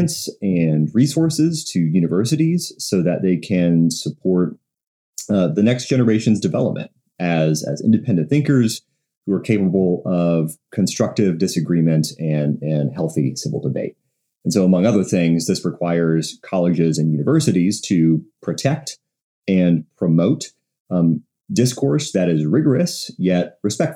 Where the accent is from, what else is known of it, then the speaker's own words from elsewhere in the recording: Texas, United States; I'm from Texas